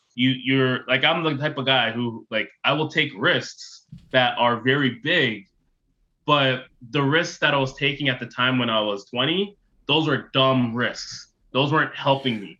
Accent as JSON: {"language": "English", "town": "Toronto", "region": "Ontario", "country": "Canada", "tie": "born or raised there", "also_born_or_lived": "Ottawa / Bowmanville", "said": "I grew up in Toronto, Ontario"}